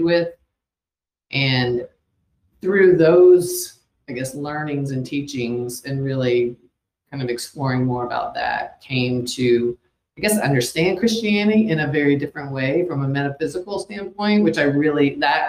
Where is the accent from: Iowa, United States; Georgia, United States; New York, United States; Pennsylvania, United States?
Georgia, United States; outside of Atlanta; I'm in outside of Atlanta is where I grew up